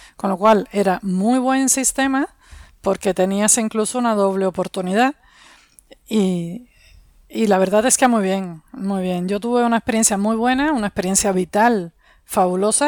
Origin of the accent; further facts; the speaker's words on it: Havana, Cuba; moved away as an adult; also born or lived in Soviet Union; now in Spain; Vengo de Cuba, de La Habana, como todos los cubanos, todos los cubanos somos de La Habana